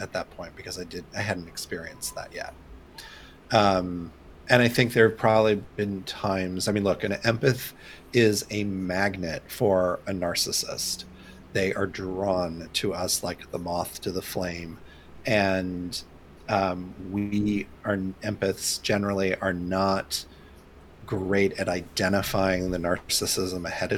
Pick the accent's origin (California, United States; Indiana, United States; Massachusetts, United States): Indiana, United States; growing up in Indiana